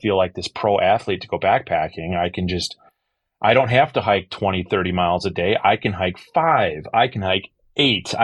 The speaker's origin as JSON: {"language": "English", "region": "Wisconsin", "country": "United States", "said": "I was a guy from Wisconsin"}